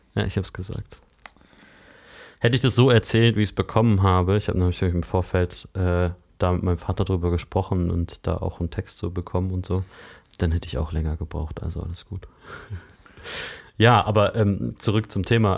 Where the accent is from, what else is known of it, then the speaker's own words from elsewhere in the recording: Lake Constance, Baden-Württemberg, Germany; moved away as an adult; also born or lived in near Cologne; now in Berlin, Germany; Ich bin am Bodensee aufgewachsen